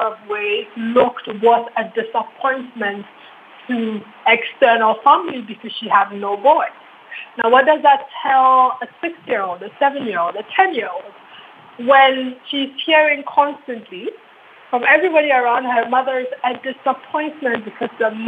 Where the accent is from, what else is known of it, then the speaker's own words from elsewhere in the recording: Ghana; as a Ghanaian woman